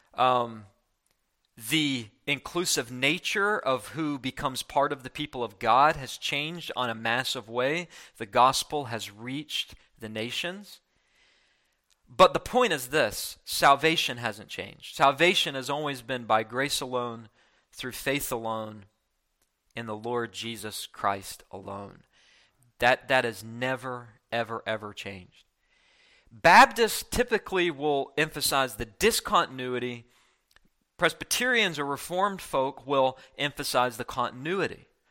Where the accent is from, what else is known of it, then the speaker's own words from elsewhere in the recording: West Virginia, United States; I grew up in West Virginia